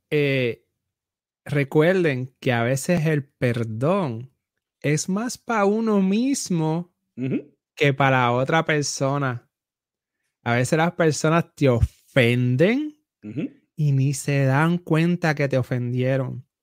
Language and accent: Spanish; Puerto Rico; Soy boricua